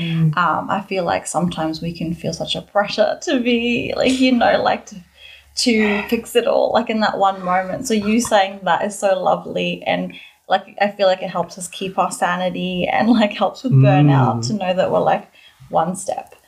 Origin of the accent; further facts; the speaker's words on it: Australia; first language English; I grew up here in Australia